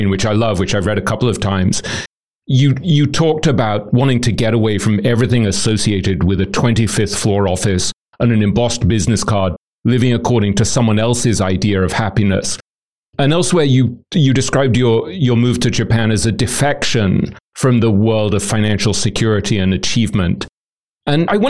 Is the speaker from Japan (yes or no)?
no; England, United Kingdom; moved away as an adult; also born or lived in London; now in New York, United States; we were born in England, and we both went to Eton